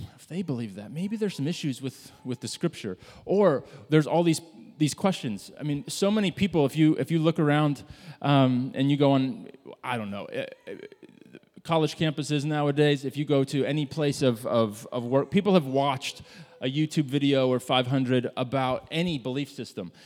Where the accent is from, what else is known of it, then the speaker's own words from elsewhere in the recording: Midwest, United States; I grew up in the Midwest